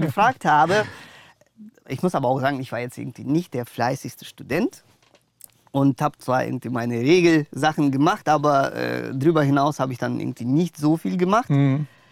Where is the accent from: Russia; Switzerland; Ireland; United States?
Russia; Moscow; now in Germany; also ich bin in Russland geboren, ja. also in Moskau aufgewachsen. Dann sind wir, sind wir mit der Familie äh, nach Deutschland gekommen